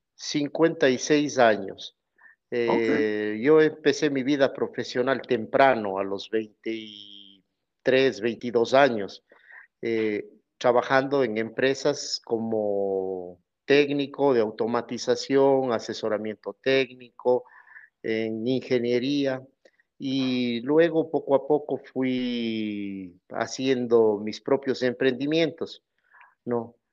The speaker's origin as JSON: {"language": "Spanish", "town": "Cuenca", "region": "Azuay", "country": "Ecuador", "said": "Soy de Ecuador, de la ciudad de Cuenca"}